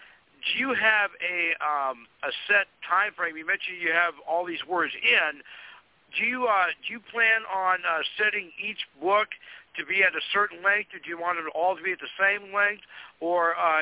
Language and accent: English; Fargo, North Dakota, United States; here in my hometown of Fargo, North Dakota